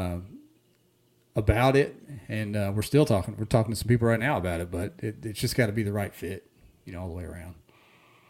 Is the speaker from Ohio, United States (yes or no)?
yes; Ohio, United States; also born or lived in Hot Springs, Arkansas; now in Northwest Arkansas, United States; I grew up on the river up in Ohio on the Stillwater River